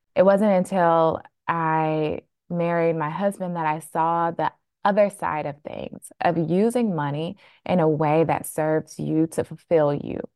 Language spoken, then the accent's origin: English; Flint, Michigan, United States; now in Boston, United States; I was born and raised really frugal in Flint, Michigan